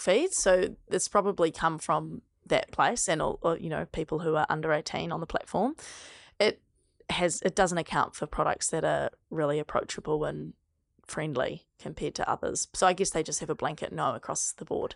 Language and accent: English; New Zealand; accent: New Zealand; my New Zealand accent